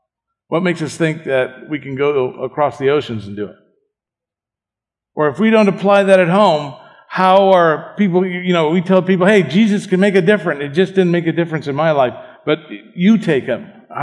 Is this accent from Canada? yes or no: no; Argentina; I was born in Argentina.